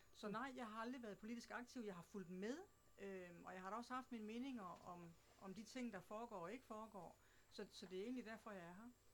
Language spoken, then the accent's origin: Danish; Southern Jutland, Southern Denmark, Denmark; accent: Southern Jutlandic; also born or lived in Slagelse Municipality; now in Slagelse, Denmark; Oprindeligt så kommer jeg fra Sønderjylland, men har boet her i kommunen de sidste 6-27